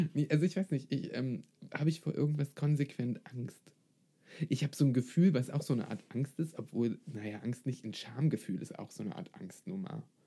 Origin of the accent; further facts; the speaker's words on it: Brandenburg, Germany; Vielleicht komme ich aus Brandenburg